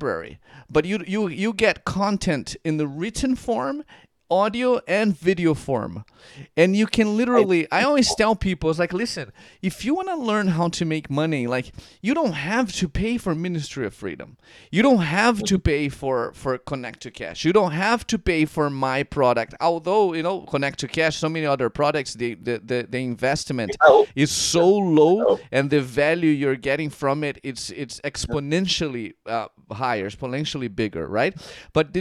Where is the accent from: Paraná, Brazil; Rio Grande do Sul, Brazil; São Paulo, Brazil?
Paraná, Brazil; Curitiba; moved away; I was born and raised in Brazil.